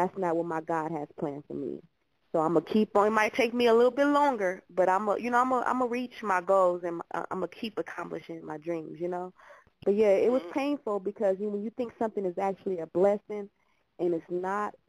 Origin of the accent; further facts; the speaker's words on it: Los Angeles, California, United States; I'm born and raised. I'm from L.A. I reside in Hollywood, California